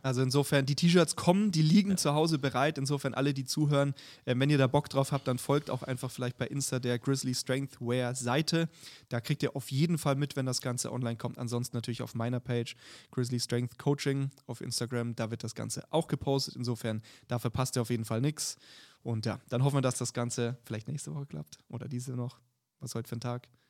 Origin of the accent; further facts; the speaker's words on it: Bavaria, Germany; ich komme ja aus Bayern